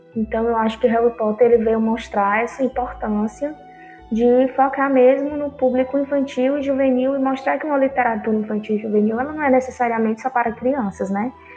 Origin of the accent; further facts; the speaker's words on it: Brazil; eu sou brasileira